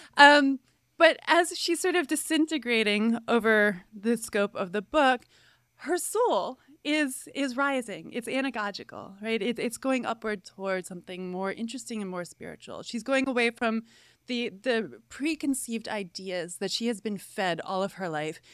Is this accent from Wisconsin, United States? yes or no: no; Cooperstown, New York, United States; now in Gainesville, United States; I was raised in Cooperstown, New York, a tiny little village